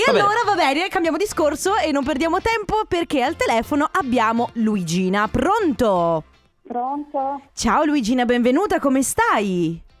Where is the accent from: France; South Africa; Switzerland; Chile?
Switzerland; born there; Sono, sono nato in Svizzera.